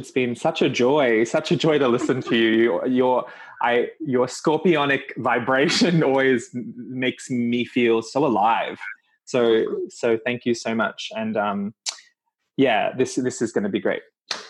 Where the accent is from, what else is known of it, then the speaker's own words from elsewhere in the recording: Toowoomba, Queensland, Australia; moved away; also born or lived in Bali; I grew up in Toowoomba, born in Bali, kind of have lived everywhere ever since.